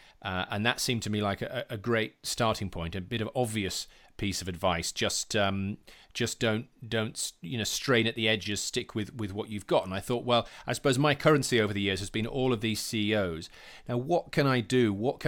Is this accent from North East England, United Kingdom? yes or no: no; Yorkshire and the Humber, United Kingdom; I'm from West Yorkshire. I was born in a small town near Huddersfield.